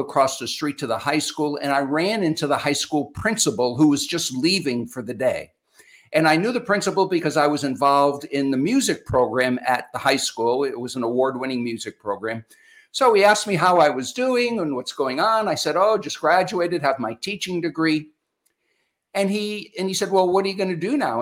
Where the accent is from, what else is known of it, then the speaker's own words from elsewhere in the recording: Connecticut, United States; moved away as an adult; now in Florida, United States; I was born and raised up in New England in the U.S. in Connecticut. So I'm a New Englander born and bred